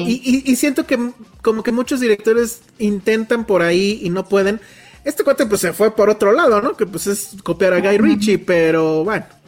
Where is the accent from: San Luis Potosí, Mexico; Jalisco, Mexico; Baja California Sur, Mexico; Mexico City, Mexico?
Mexico City, Mexico; todos somos de CDMX, de CDMX. Pues sí, sí, ¿no? Sí. O sea, original de cepa